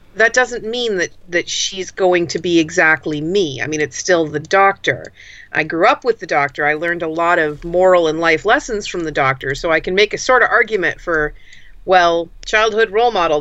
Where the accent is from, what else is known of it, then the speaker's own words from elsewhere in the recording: United States; also born or lived in Pacific Northwest / Berkeley, California; I'm an American urban fantasy author based out of the Pacific Northwest